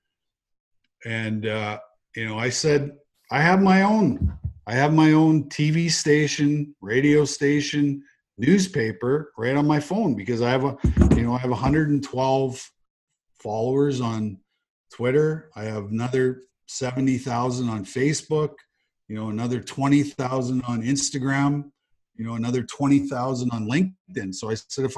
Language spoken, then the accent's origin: English; Russell, Manitoba, Canada; moved away; I grew up in a farming community in Manitoba